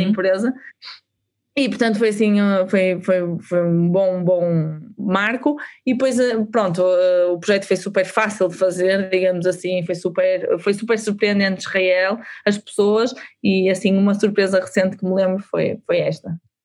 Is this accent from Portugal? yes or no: yes; Portugal; nós, enquanto portugueses